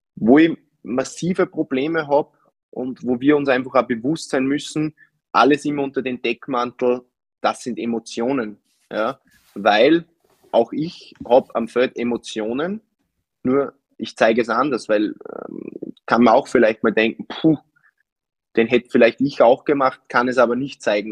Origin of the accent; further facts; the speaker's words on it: Upper Austria, Austria; für mich als Oberösterreicher